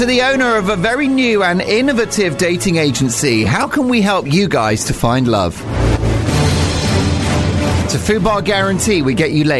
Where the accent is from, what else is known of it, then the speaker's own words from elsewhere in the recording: United Kingdom; I'm not one to big myself up because I'm British.